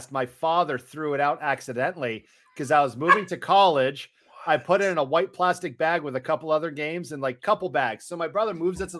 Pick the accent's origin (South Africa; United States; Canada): Canada; Being Canadian